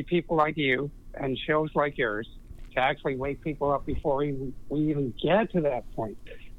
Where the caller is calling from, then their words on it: Florida, United States; I'm calling from Florida.